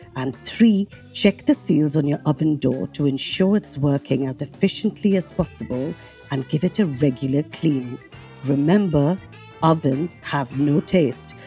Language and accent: English; India; being Indian